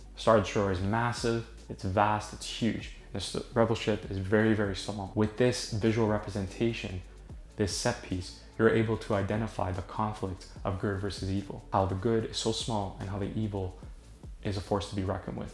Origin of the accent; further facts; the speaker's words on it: Toronto, Ontario, Canada; I'm from Toronto.